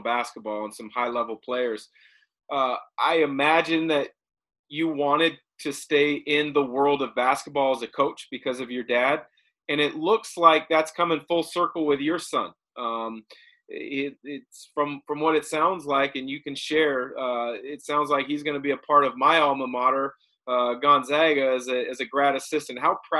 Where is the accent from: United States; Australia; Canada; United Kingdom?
United States; Portland, Oregon; I grew up in the Portland area